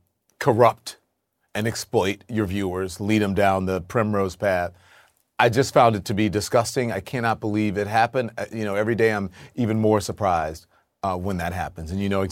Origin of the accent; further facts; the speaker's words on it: Louisiana, United States; But I grew up in Louisiana, came from nothing.